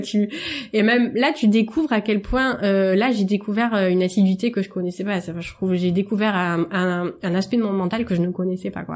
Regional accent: Marseille, Provence-Alpes-Côte d'Azur, France; je suis marseillaise

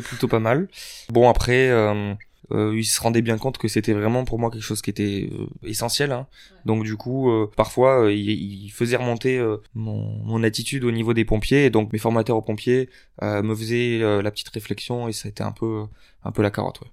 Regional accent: Lot, Occitania, France; moved away as an adult; also born or lived in Figeac; now in Paris, France; je viens du Lot, euh, donc à deux heures au-dessus de Toulouse

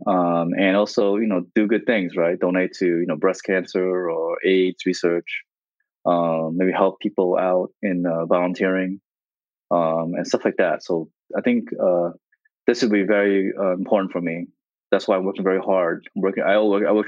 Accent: New Jersey, United States; also born or lived in Vietnam; Growing up in New Jersey.

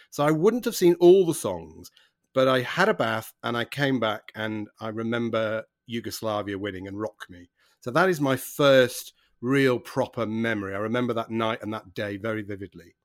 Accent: Manchester, North West England, United Kingdom; moved away; I grew up in Manchester

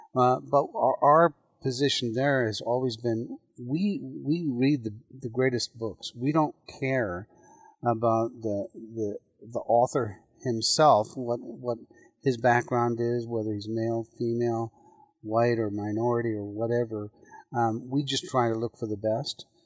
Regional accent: Ireland; now in United States; I'm an immigrant. I was born in Ireland.

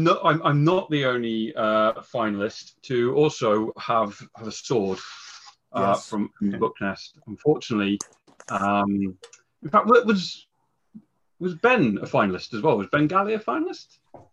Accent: England, United Kingdom; I come from England.

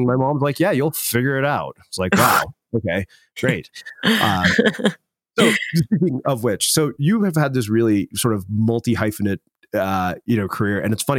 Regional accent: India; There's no way, as an Indian person, there's no way that I was going to not ask you about that.

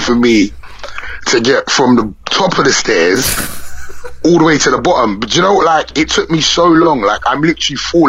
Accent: London, United Kingdom; I'm from away from London

